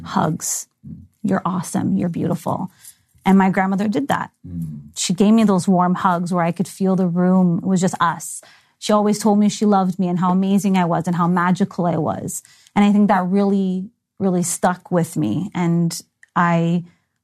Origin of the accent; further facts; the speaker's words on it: Toronto, Ontario, Canada; I was born in Toronto, raised in Toronto